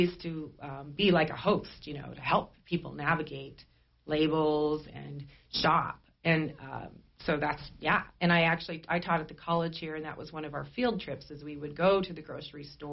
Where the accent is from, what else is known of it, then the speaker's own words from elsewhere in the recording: Sheridan, Wyoming, United States; I grew up here in Sheridan